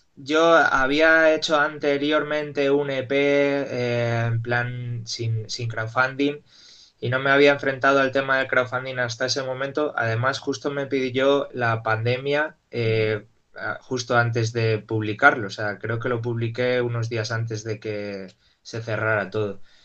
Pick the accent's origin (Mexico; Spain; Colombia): Spain; Salamanca, Castile and León; mi madre me llevó a una escuelita de pequeño ahí en Salamanca